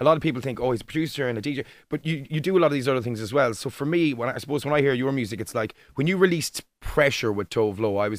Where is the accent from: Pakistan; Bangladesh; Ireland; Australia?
Ireland; I'm Irish